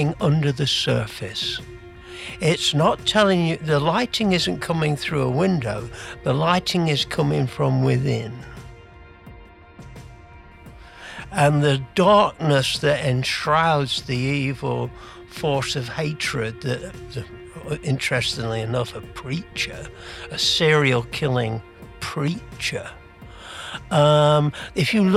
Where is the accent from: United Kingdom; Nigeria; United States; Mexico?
United Kingdom; England; moved away as an adult; now in Canada; I'm from England, as you might have gathered by the accent, although I've lived in Canada since 1977